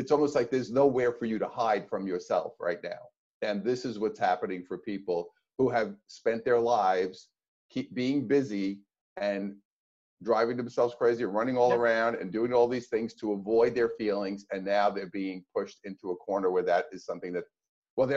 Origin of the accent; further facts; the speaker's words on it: New York, United States; moved away as an adult; now in California, United States; being a New Yorker, even though now I'm in California, but growing up in New York and living in New York at that time